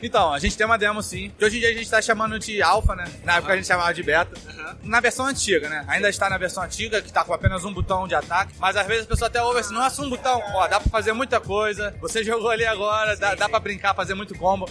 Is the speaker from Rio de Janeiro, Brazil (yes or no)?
yes; Rio de Janeiro, Brazil; eu sou do Rio de Janeiro